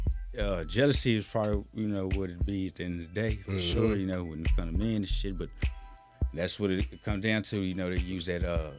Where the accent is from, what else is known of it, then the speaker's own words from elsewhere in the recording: Los Angeles, California, United States; I'm from there, been there from the gate. Man, Parmalee was my playground.